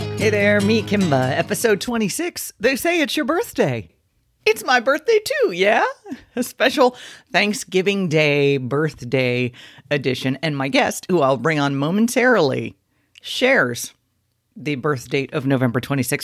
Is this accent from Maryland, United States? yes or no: no; Miami, Florida, United States; We grew up in Miami